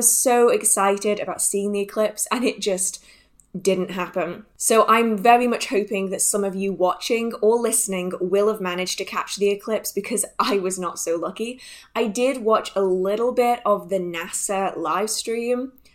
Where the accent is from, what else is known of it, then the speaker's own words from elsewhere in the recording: England, United Kingdom; I am from England, and here it rains a lot